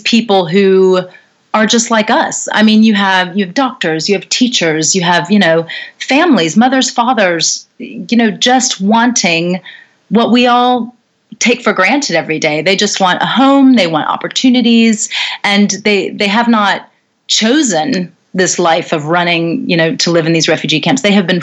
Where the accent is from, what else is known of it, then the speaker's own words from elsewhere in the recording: North Carolina, United States; also born or lived in New York City, United States; now in London, United Kingdom; I come from North Carolina, originally in the United States. You can probably hear from my accent that I'm from over there.